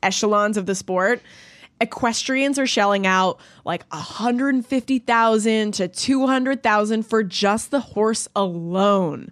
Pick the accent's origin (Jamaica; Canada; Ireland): Canada; I'm Canadian